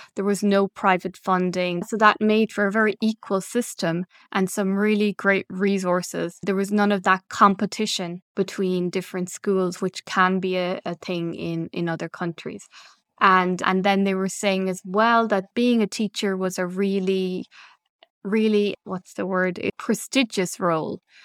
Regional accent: Ireland; moved away as an adult; now in Belgium; originally from Ireland

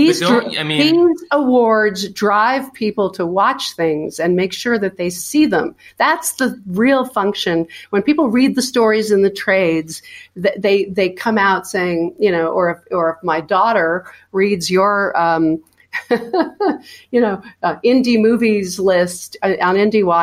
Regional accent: New York City, New York, United States; I am a New Yorker too

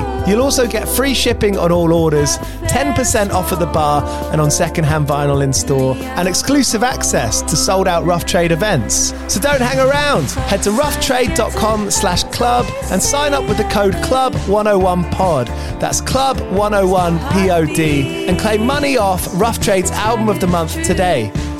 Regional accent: England, United Kingdom; As an English person, you felt more represented as a punk rock fan.

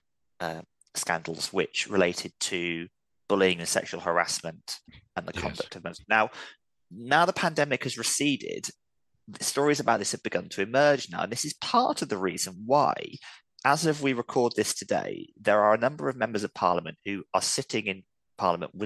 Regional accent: London, United Kingdom; I'm a Londoner

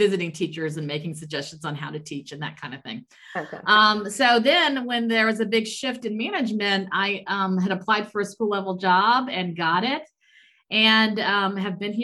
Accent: Hampton, Virginia, United States; moved away as an adult; also born or lived in Maryland / Saudi Arabia / Texas; now in Germany; us growing up in Hampton, Virginia

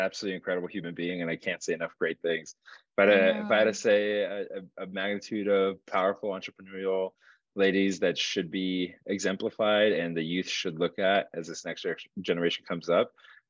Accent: Uruguay; I was born and raised in Uruguay, South America.

